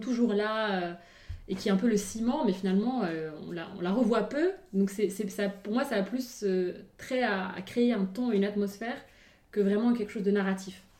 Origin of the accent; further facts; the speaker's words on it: Morocco; now in France; même en grandissant au Maroc